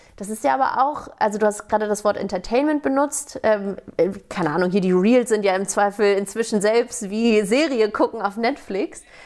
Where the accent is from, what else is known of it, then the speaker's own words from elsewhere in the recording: Hamburg, Germany; ich komme aus Hamburg ursprünglich